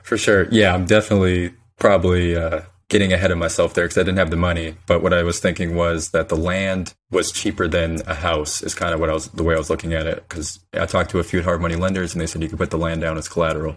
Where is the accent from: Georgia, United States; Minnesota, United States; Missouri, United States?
Minnesota, United States; Saint Paul; moved away as an adult; also born or lived in Tulsa, Oklahoma; now in Houston, United States; I'm originally from Saint Paul, Minnesota. So grew up in the cold up there